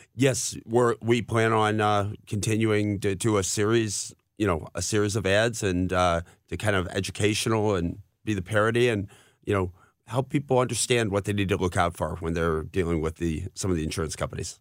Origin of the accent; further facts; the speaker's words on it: Afton, Missouri, United States; I grew up in Afton